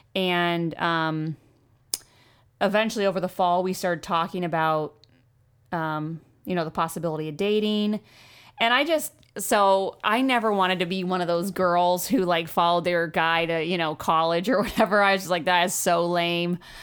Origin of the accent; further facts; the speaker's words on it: Maine, United States; also born or lived in Oregon / Freeport, Maine; I was born in Oregon, um, moved to Maine when I was five